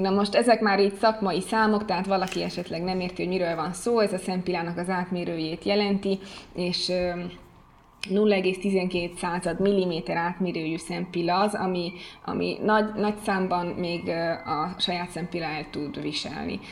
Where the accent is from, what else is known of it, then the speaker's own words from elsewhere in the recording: Hungary; moved away as an adult; now in Italy; amikor Magyarországon vagyok, magyarként viselkedem